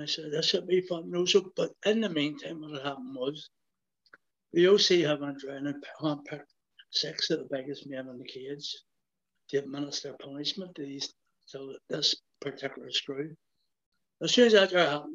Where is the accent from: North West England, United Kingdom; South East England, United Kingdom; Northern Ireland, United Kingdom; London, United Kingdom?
Northern Ireland, United Kingdom; Belfast; I'm from West Belfast